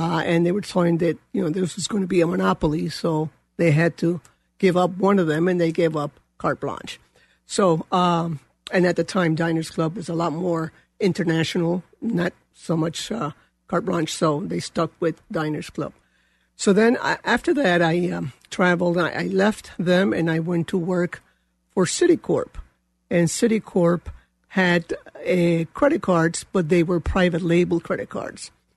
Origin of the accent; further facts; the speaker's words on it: New York, United States; moved away as an adult; also born or lived in Colombia / California; I came when I was a child, and so I technically grew up here. I grew up in New York.